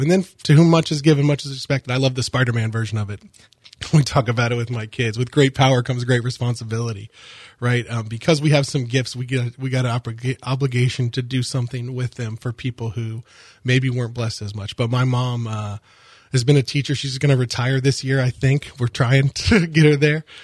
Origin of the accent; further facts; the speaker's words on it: Longwood, Florida, United States; I grew up in the Longwood area